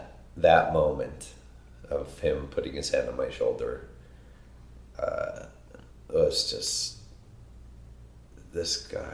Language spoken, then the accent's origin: English; Colorado, United States; my hometown, Colorado.